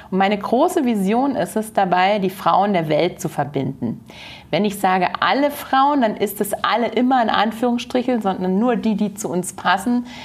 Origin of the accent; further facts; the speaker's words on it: near Hoyerswerda, Saxony, Germany; moved away as an adult; now in Munich, Germany; in einer kleinen Stadt mit 4000 Einwohnern in der Nähe von Hoyerswerda